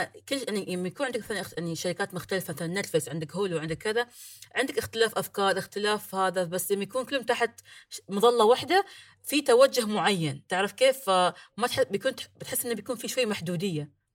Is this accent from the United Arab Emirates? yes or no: yes; Ras Al Khaimah, United Arab Emirates; أنا من راس الخيمة عندنا هنا في الإمارات، من راس الخيمة